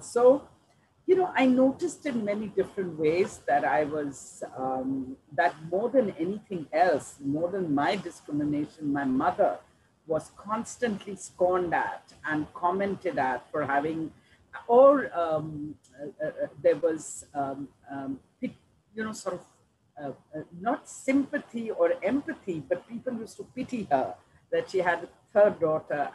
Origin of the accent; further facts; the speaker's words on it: Delhi, India; I grew up in Delhi.